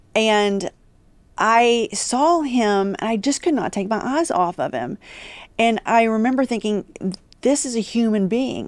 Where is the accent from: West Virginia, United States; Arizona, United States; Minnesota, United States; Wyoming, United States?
West Virginia, United States; Huntington; moved away as an adult; also born or lived in Washington, D.C.; now in Texas, United States; was born and raised in Huntington, West Virginia